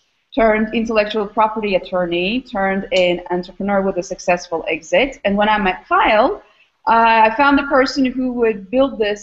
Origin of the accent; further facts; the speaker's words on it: Istanbul, Turkey; moved away as an adult; also born or lived in Austin, Texas / Albany, New York; now in Philadelphia, United States; I am originally from Istanbul, Turkey.